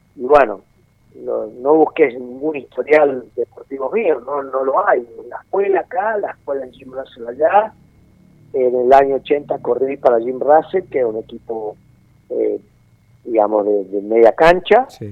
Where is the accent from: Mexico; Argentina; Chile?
Argentina; yo nací en la República Argentina